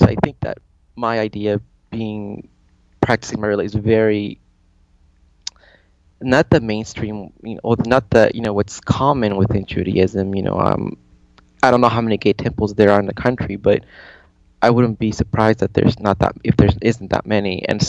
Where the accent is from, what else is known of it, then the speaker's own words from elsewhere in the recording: San Jose, California, United States; moved away; I grew up in California, in San Jose, California, where predominantly was, the population was Portuguese and Mexican, very Catholic, and I was always, the minority. I think every year I was always the only Jewish kid in my court, in my class